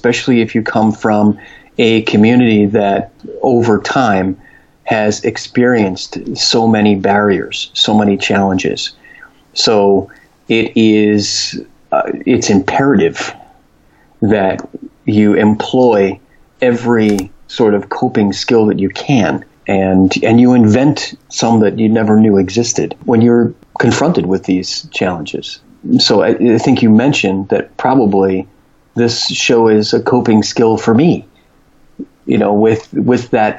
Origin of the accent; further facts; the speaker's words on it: New York, United States; born there; I was born in New York, but I want to live in San Diego, California because of the climate